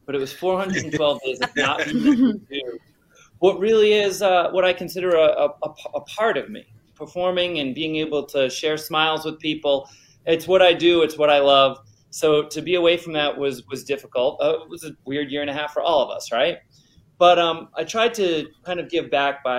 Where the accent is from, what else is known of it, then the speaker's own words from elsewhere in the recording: Rhode Island, United States; Didn't have a lot of magicians that I knew at that time in growing up in Rhode Island, or even magic shops.